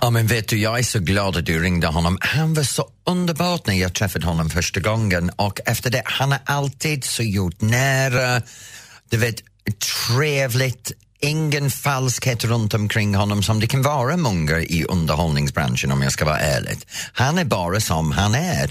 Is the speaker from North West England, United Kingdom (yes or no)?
yes; Edenfield, North West England, United Kingdom; now in Sweden; jag växte upp i Edensfield